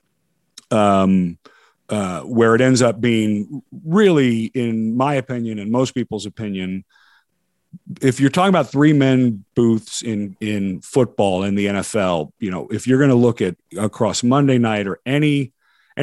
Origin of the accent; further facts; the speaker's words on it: Washington, District of Columbia, United States; I'm a kid from DC. I grew up watching you on Channel 7